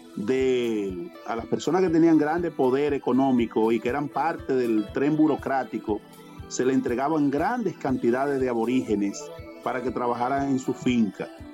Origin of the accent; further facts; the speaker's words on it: Dominican Republic; Los, dominicanos y los latinoamericanos lo estamos invadiendo a ellos con nuestra cultura